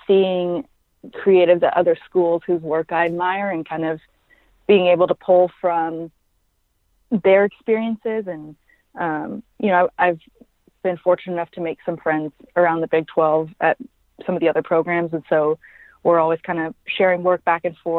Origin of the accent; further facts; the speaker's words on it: Dallas, Texas, United States; also born or lived in Frisco, Texas; now in Stillwater, United States; I grew up in Dallas